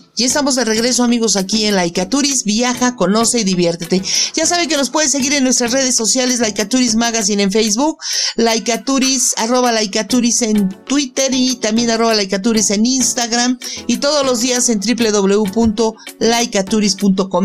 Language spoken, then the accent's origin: Spanish; Mexico; los que nacimos en México nos sintamos orgullosos de nuestras raíces